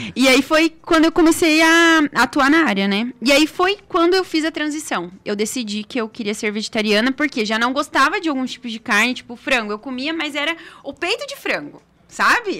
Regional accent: Foz do Iguaçu, Paraná, Brazil; moved away; Sou de Foz do ah. Iguaçu, estudei lá, morei lá boa parte da minha vida.

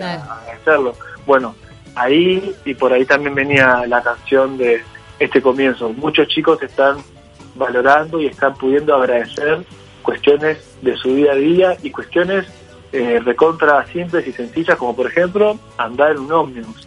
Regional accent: Uruguay; como uruguayos

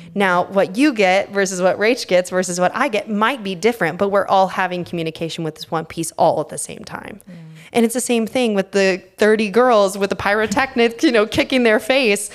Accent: Texas, United States; now in New York, United States; I grew up in Texas

